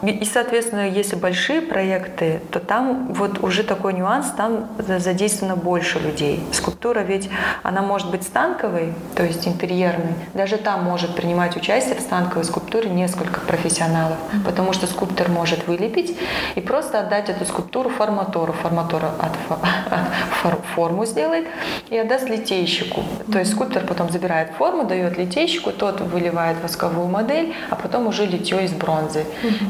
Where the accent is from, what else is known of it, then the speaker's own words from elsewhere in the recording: Astana, Kazakhstan; moved away as an adult; now in Almaty, Kazakhstan; я, хотя родилась в Астане, и у меня семья здесь, все родственники